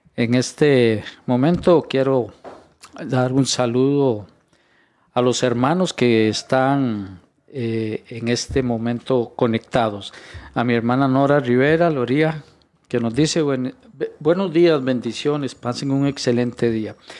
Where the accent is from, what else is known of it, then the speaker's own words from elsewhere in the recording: Costa Rica; Yo, soy, yo soy costarricense. Yo soy costarricense